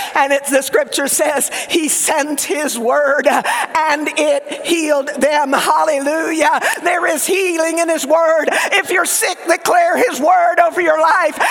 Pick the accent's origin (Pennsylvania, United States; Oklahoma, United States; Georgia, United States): Oklahoma, United States; accent: Southern; My mother is Cuban, my father Lebanese. I grew up in Oklahoma, so I grew up speaking Southern